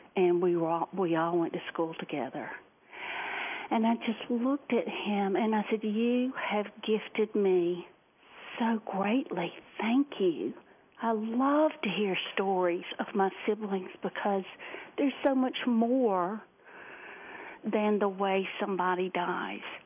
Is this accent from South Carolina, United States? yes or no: yes; Columbia, South Carolina, United States; now in Greenville, United States; grew up in the capital city called Columbia, South Carolina. I live north of there in Greenville now